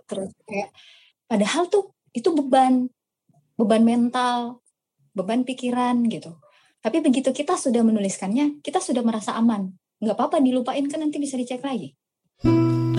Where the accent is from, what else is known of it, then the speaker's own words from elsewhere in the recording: West Sulawesi, Indonesia; aku asli Sulawesi Barat. Jadi banyak yang nyangka aku aslinya Bandung. Aku asli Sulawesi Barat.